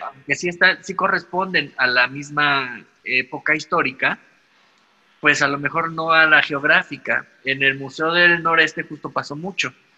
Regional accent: Mexico; nosotros como mexicanos

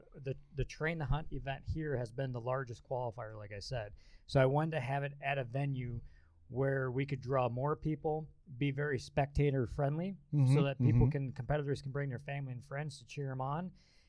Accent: Wisconsin, United States; I'm a born and raised Wisconsinite.

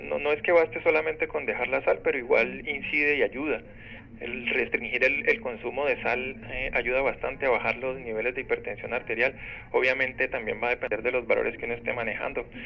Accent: Colombia; yo soy de Colombia

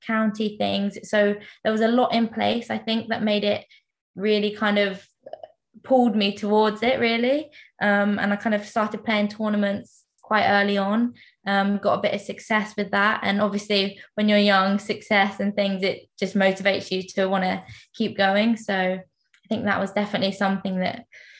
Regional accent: Isleworth, London, United Kingdom; I'm from Middlesex

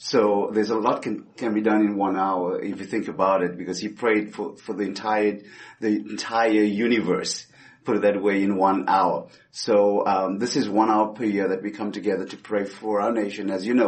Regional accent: Roswell, United States; Roswell is my home city. I've been here ever since, been to 35 states in ministry, but this has been my hometown.

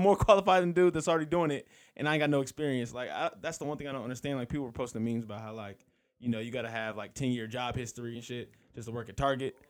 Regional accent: California, United States; moved away; I'm from California

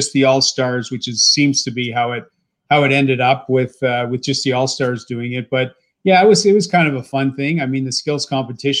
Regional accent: Barrie, Ontario, Canada; a kid growing up in Ontario, in Barrie, Ontario

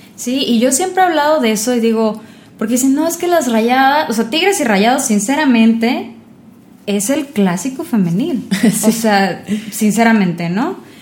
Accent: Sinaloa, Mexico; now in Monterrey, Mexico; Yo la verdad no soy de aquí, yo soy de Sinaloa.

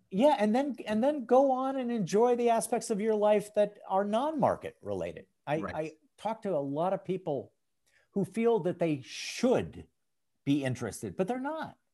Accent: St. Paul, Minnesota, United States; I grew up in St. Paul, Minnesota

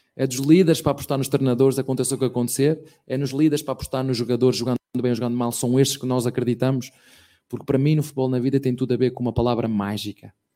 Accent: Penafiel, Porto District, Portugal; moved away as an adult; now in Brazil; até no Penafiel, que é uma, terrinha bem pequenina de onde eu venho

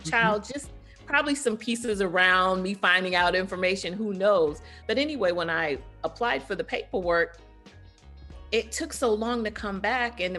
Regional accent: London, United Kingdom; born there; At the time, I was still a British citizen. I was born in London, England.

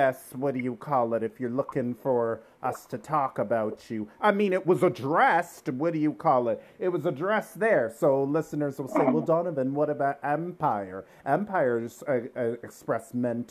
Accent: Durham Region, Ontario, Canada; I grew up in Durham region too

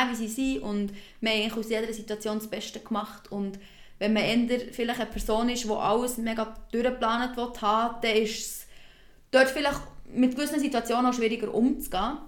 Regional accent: Switzerland; bei uns in der Schweiz

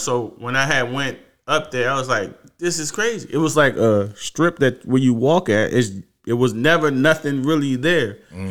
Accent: Washington, District of Columbia, United States; I grew up on Seaton Place. It's in the northeast side of Washington, D.C., and I used to always catch the subway to go to Union Station.

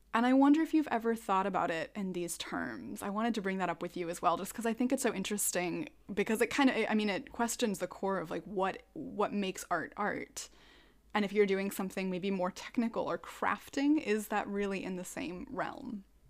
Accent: Minnesota, United States; I'm a Minnesotan

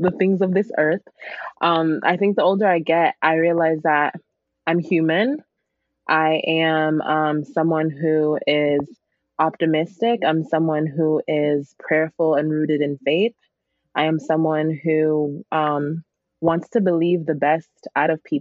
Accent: Grand Rapids, Michigan, United States; also born or lived in Lusaka, Zambia / Berrien Springs, Michigan; I came here when I was 3 years old

